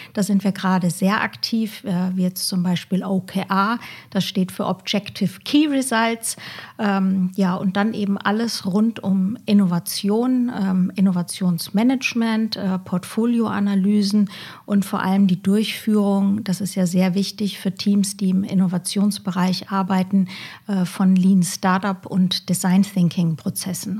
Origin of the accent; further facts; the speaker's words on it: Bavaria, Germany; now in Cologne, Germany; ursprünglich komme ich aus dem schönen Bayern, lebe aber, wie du gerade ja schon angesprochen hast, in Köln